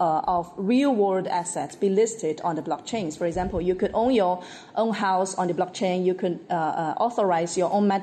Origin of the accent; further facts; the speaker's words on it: Guangdong, China; English is a second language; I was born and raised in Guangdong, China